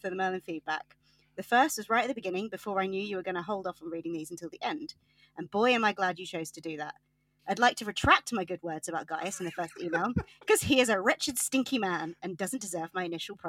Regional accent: Yorkshire and the Humber, United Kingdom; I'm from Yorkshire

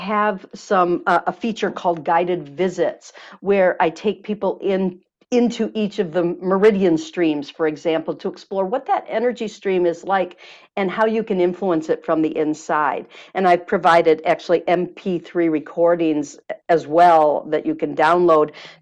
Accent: Michigan, United States; now in California, United States; I'm from Michigan

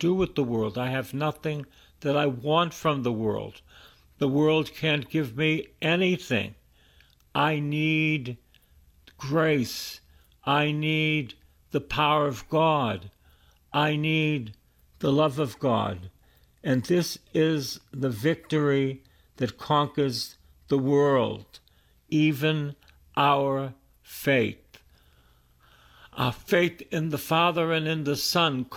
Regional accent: Boston, Massachusetts, United States; I was born in East Boston, and all my friends died of drug addiction and alcohol

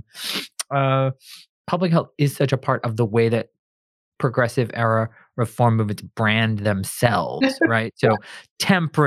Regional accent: East Coast, United States; We grew up in the East Coast

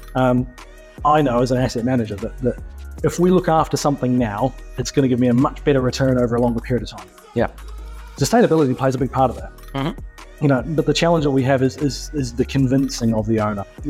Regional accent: New Zealand; also born or lived in Australia; now in United Arab Emirates; I'm coming from New Zealand

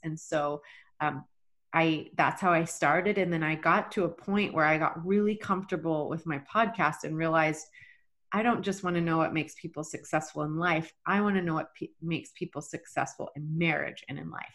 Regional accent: Texas, United States; moved away as an adult; also born or lived in Rexburg, Idaho / Boise, Idaho; was born and raised in Texas

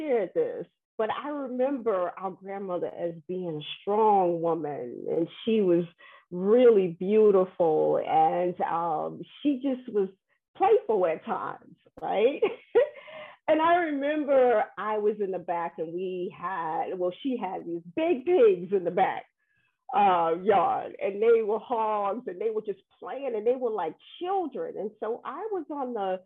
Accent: New York, United States; I am from New York

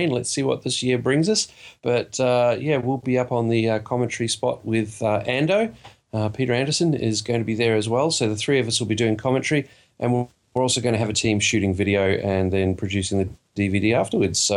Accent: New South Wales, Australia; I can't, and I'm from New South Wales.

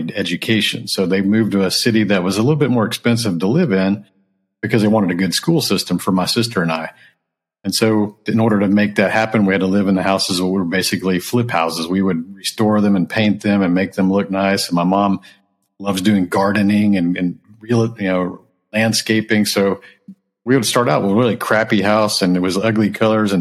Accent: Houston, Texas, United States; also born or lived in Japan / California; I grew up in Texas.

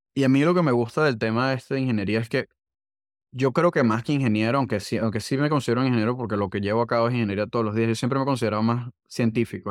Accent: Venezuela; accent: Venezuelan; moved away as an adult; now in United States; soy venezolano, eso no lo hemos mencionado, pero el acento no, no me ayuda

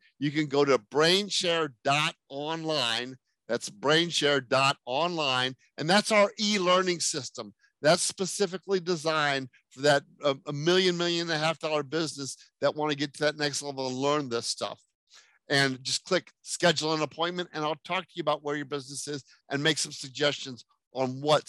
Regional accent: France; born there; I was born in France.

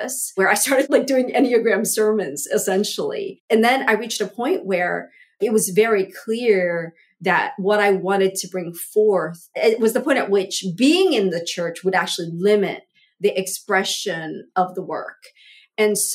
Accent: Southern California, United States; also born or lived in Vietnam; I was born in Vietnam, fled here with my family as a toddler, as an infant, essentially, and grew up as basically, we were like the only Asian family in a very white Southern California town

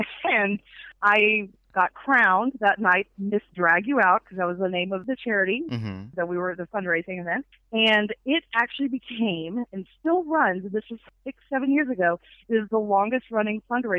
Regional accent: the South, United States; I'm a Southerner too, so.

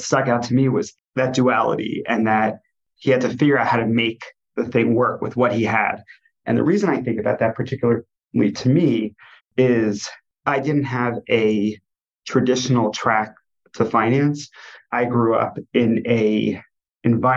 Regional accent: New Jersey, United States; moved away as an adult; also born or lived in New York City; now in Cleveland, United States; I grew up in New Jersey

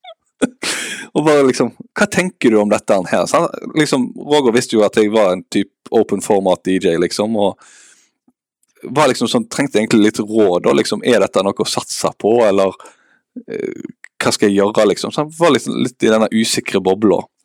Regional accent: Haugesund, Rogaland, Norway; also born or lived in Bergen; now in Eastern Norway, Norway; jeg er fra Haugesund

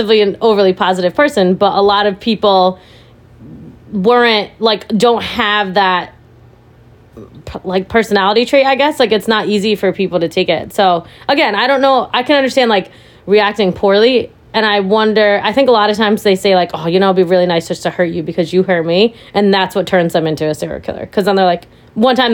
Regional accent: New England, United States; also born or lived in India; we've lived in New England our entire lives

